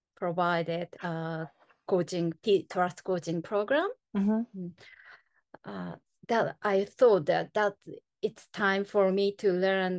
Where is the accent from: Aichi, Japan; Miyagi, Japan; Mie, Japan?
Miyagi, Japan; Sendai; English is a second language; I'm originally from Miyagi Prefecture, Sendai City.